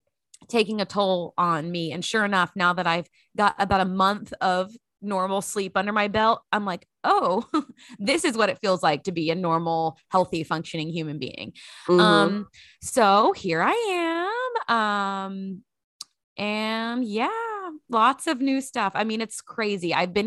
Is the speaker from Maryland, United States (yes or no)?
no; Grand Prairie, Texas, United States; Lexington had been the place I'd lived the longest since growing up in Grand Prairie, Texas.